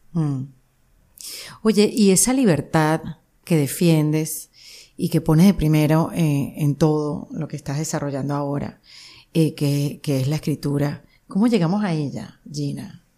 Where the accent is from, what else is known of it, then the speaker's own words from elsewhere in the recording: Venezuela; moved away; Como inmigrante venezolana